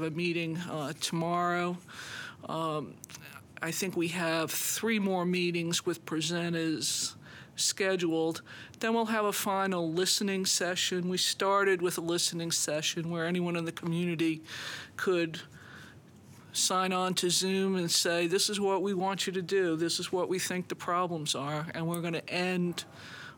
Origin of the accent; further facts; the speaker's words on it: New York, United States; moved away; I grew up in New York